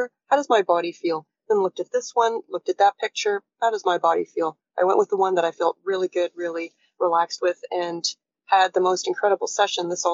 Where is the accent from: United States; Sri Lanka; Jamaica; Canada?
Canada; Toronto, Ontario; I am from Toronto. I am talking to you today from Toronto.